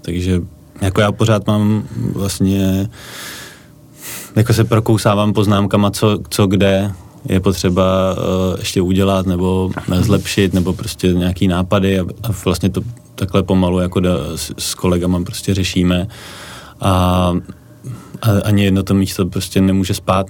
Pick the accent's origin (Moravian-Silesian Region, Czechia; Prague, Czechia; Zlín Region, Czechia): Prague, Czechia; já jsem ze Strašnic